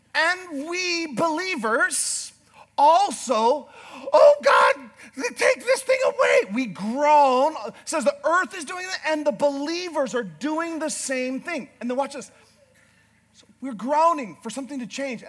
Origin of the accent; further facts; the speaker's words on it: Northern Canada, Canada; I'm a Canadian from northern Canada